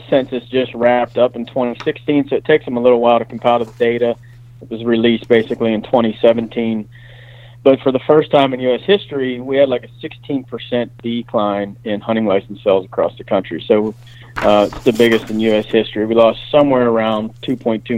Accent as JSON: {"language": "English", "region": "Pennsylvania", "country": "United States", "tie": "born or raised there", "said": "I grew up in Pennsylvania."}